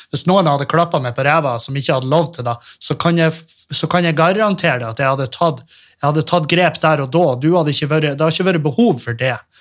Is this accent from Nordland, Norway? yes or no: yes; Meløy, Nordland, Norway; moved away as an adult; also born or lived in Trondheim; jeg flytta fra Meløy